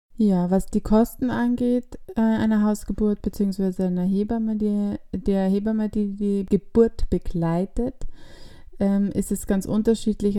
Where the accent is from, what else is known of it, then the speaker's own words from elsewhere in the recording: Austria; bei uns in Österreich